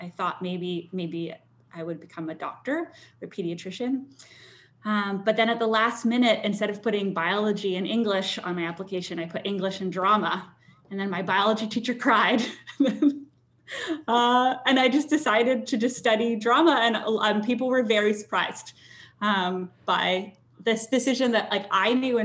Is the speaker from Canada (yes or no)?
yes; White Rock, British Columbia, Canada; I grew up in White Rock, so just south of Vancouver.